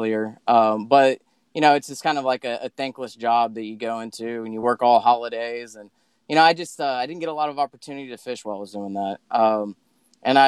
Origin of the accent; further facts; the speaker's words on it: Sugar Land, Texas, United States; also born or lived in Dallas, Texas; I was born in Dallas, Texas, raised in like outside of Sugarland, between Sugarland and Richmond Rosenberg, and I lived there till I was 16.